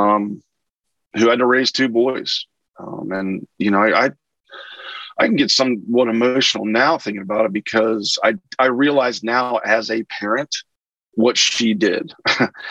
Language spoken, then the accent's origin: English; Wetzel County, West Virginia, United States; I grew up in Wetzel County, West Virginia guy. So haven't left the state